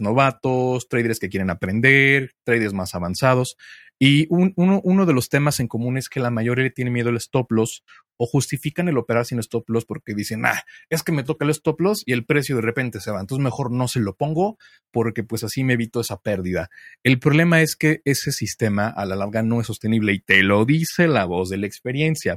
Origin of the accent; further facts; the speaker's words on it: Mexico City, Mexico; yo soy de Ciudad de México